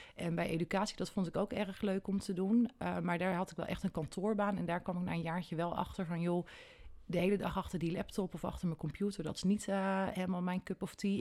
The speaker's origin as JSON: {"language": "Dutch", "town": "Nunspeet", "region": "Gelderland", "country": "Netherlands", "tie": "born or raised there", "also_born_or_lived": "Elburg", "said": "ik ben in Nunspeet geboren en getogen"}